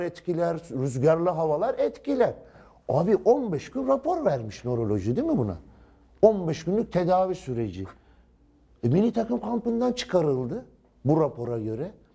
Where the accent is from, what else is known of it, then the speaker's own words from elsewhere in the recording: Turkey; Ben şahsen bir Türk olarak